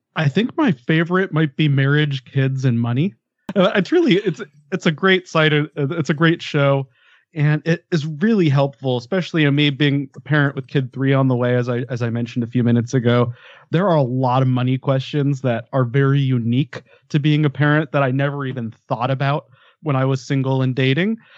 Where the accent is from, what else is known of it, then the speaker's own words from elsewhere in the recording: Denver, Colorado, United States; moved away as an adult; now in Ventura, United States; I grew up in Denver and it was home for a very long time. Uh, but now I'm I'm Ventura by the beach